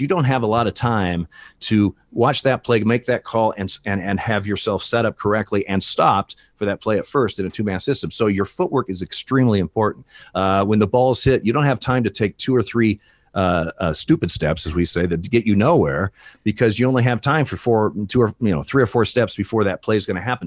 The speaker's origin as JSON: {"language": "English", "town": "Eugene", "region": "Oregon", "country": "United States", "tie": "born or raised there", "also_born_or_lived": "Portland, Oregon", "said": "I grew up in Eugene, Oregon"}